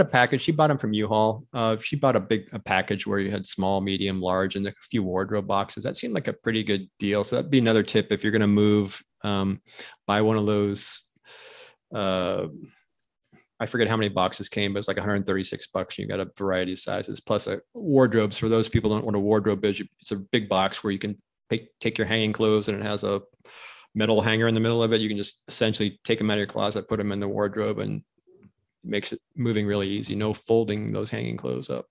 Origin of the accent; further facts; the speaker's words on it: Pennsylvania, United States; now in Phoenix, United States; growing up in Pennsylvania